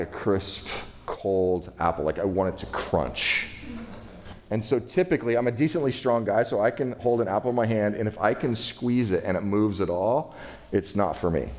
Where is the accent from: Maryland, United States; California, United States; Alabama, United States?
California, United States; I'm from California